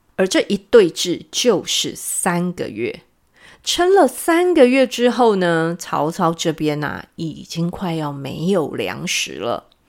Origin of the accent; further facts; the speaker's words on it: Taiwan; 我们台湾话